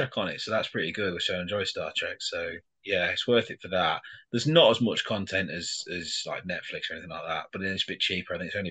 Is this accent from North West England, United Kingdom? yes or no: no; Yorkshire and the Humber, United Kingdom; accent: Yorkshire; I'm a Yorkshireman, really, so I slip into Yorkshire quite a lot.